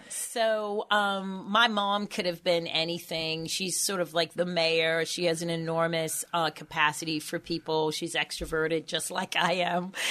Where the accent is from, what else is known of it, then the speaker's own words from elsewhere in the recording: Baltimore, Maryland, United States; moved away as an adult; also born or lived in Boston; now in Baltimore, United States; I grew up on Poplar Grove Street